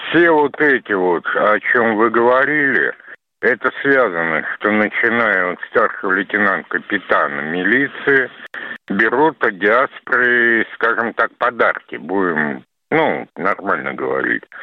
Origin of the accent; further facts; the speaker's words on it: Saint Petersburg, Russia; born there; Мама русская, я родился